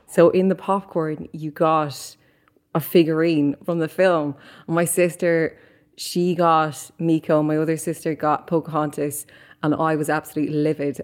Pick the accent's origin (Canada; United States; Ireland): Ireland; Mullingar, Leinster; moved away as an adult; now in London, United Kingdom; Me growing up in Mullingar, which is a small rural town